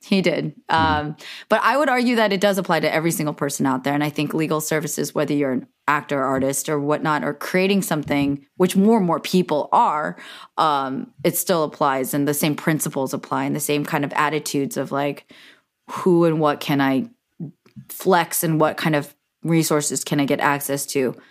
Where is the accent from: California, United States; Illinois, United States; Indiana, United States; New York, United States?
California, United States; Silicon Valley; We're both from Silicon Valley